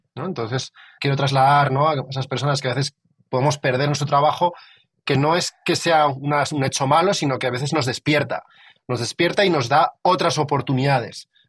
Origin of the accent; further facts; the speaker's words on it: Madrid, Community of Madrid, Spain; yo vengo, yo vengo de Madrid